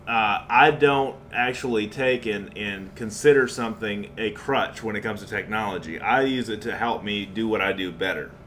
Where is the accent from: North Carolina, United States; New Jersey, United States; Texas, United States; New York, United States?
Texas, United States; New Braunfels; in New Braunfels, Texas, my hometown